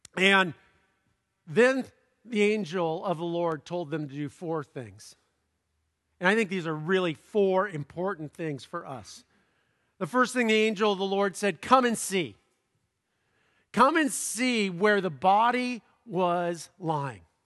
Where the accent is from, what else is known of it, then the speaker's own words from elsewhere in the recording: Southern California, United States; I'm from Southern California